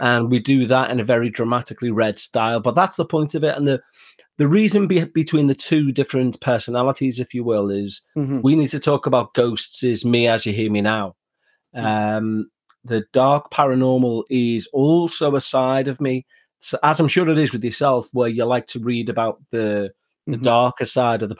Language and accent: English; Liverpool, North West England, United Kingdom; I'm from Liverpool in England, and this is my mm-hmm. natural accent